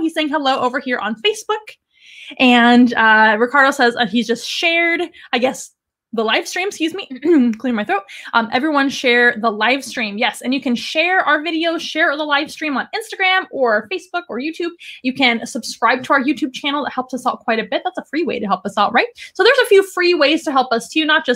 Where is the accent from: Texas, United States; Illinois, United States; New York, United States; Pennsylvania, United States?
Texas, United States; San Antonio; in San Antonio, which is my hometown.